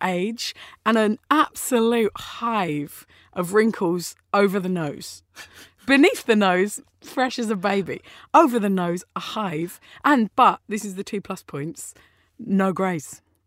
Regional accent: Orpington, London, United Kingdom; I grew up in Austin Road.

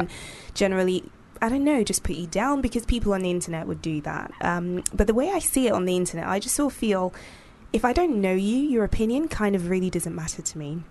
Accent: Nigeria; I grew up in Nigeria

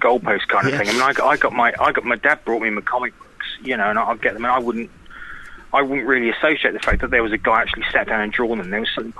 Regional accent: Norwich, East of England, United Kingdom; This was where I live, in my hometown in Norwich.

